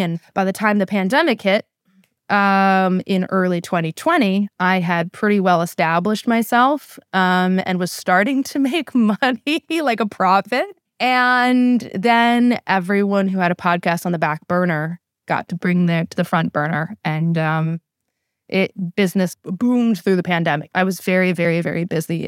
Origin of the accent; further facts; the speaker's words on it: College Park, Maryland, United States; also born or lived in Saudi Arabia / Egypt / Upper Marlboro, Maryland; born and raised in the College Park, Maryland area.